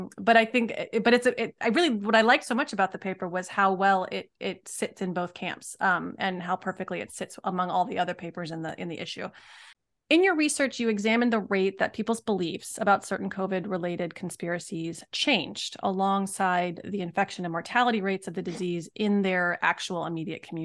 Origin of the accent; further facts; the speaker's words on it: Montgomery County, Maryland, United States; I was raised in Montgomery County, Maryland, in my liberal bubble